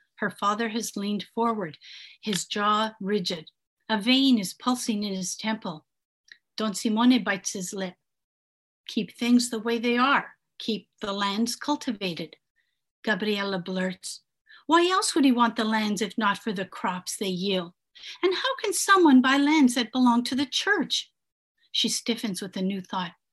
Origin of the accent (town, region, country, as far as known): Canada; born or raised there; English is a second language; also born or lived in Italy